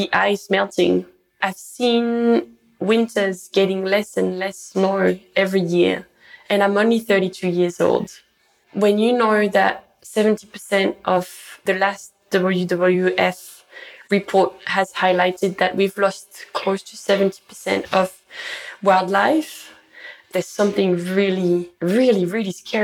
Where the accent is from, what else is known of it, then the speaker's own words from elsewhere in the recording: France; moved away as an adult; now in Brisbane, Australia; I grew up in the French Alps in the mountains.